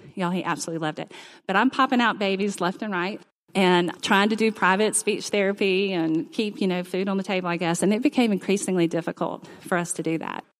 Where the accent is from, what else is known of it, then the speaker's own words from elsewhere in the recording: Mobile, Alabama, United States; moved away as an adult; now in Auburn, United States; I grew up in Mobile